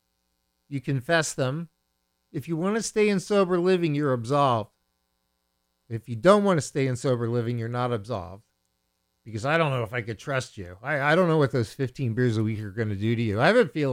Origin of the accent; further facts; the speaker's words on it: Bethlehem, Pennsylvania, United States; I grew up in the Allentown area. I grew up in Bethlehem